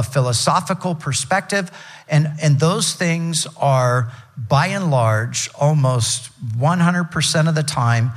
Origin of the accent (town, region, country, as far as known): United States